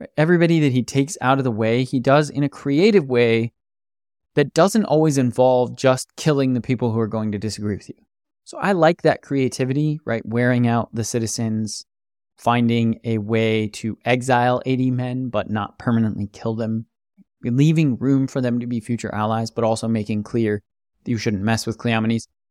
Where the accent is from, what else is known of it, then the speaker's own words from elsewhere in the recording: United States; As an American